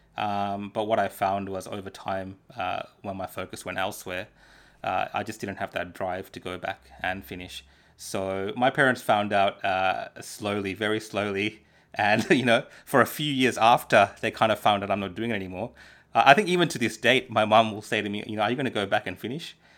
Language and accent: English; Dandenong, Victoria, Australia; English is a second language; also born or lived in Sri Lanka; I grew up in Dandenong